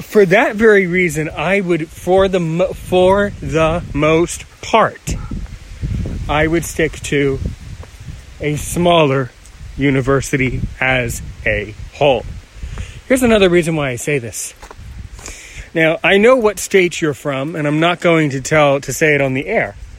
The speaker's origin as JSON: {"language": "English", "country": "United States", "said": "I'm American and I live somewhere in the United States near Washington, D.C."}